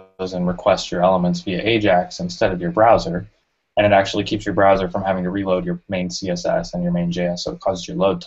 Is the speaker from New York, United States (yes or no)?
no; Indianapolis, Indiana, United States; I'm actually from Indianapolis. I actually live there now.